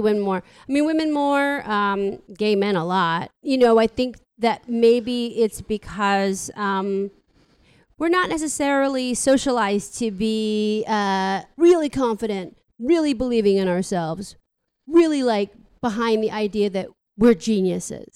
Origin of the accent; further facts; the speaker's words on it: San Francisco, California, United States; I'm from here, you know, I'm from San Francisco